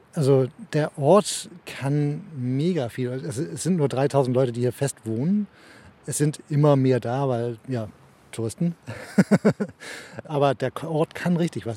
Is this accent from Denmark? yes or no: yes; Denmark; also born or lived in Germany; ich bin Deutsch vom Pass, äh, Herz Däne. Ja. Ähm, ich wohne schon seit ich acht bin hier.